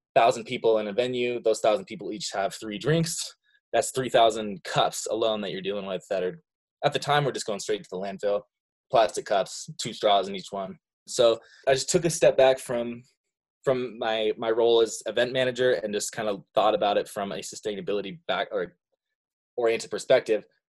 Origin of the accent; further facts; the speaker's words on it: Montana, United States; also born or lived in Seattle; I've lived in Montana for pr-, pretty much all my life. I was born in Seattle, but I didn't even live there for a year. I've been here ever since then.